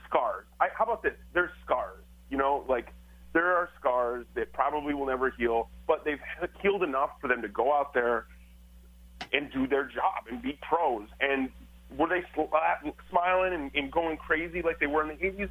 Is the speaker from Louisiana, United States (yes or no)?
no; Michigan, United States; moved away; I'm from Michigan and the Detroit Flint